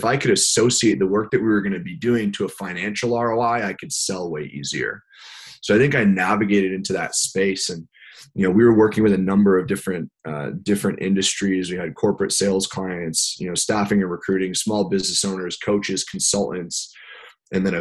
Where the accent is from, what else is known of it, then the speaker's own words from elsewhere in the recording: Westchester County, New York, United States; I grew up in Westchester County in New York, about an hour above the city. Born and raised, live here now as well